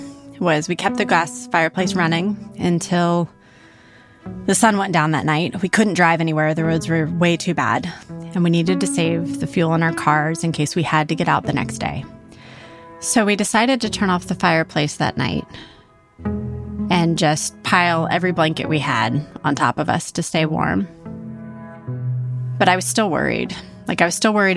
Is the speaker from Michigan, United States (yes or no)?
no; California, United States; moved away; also born or lived in Austin, Texas; I grew up in California